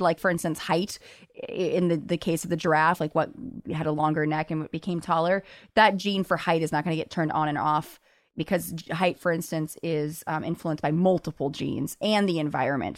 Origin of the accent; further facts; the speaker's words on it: Los Angeles, California, United States; moved away as an adult; now in New York, United States; I grew up in Los Angeles where, you know, I took the bus as a kid